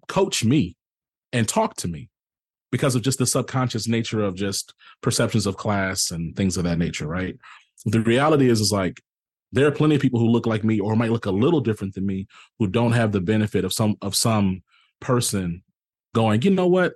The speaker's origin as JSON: {"language": "English", "region": "the South", "country": "United States", "said": "I'm from the South"}